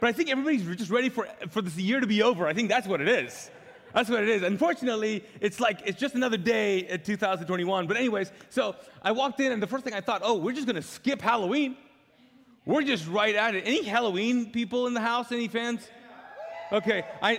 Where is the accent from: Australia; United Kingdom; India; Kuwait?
Kuwait; And we were so pumped about that as a Pakistani family, living as immigrants in Kuwait. Even though I was born there, you can't become like a citizen even if you're born there in Kuwait.